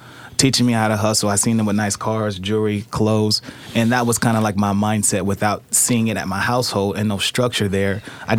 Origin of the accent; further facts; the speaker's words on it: Portland, Oregon, United States; born and raised in Portland, Oregon, Emmanuel Hospital, and grew up in Northeast Portland.